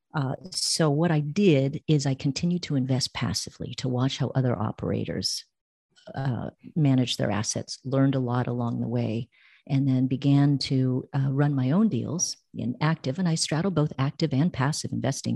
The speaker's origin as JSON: {"language": "English", "area": "Bay Area", "region": "California", "country": "United States", "moved": "as an adult", "lives_now": "Costa Rica", "said": "I'm from the Bay Area"}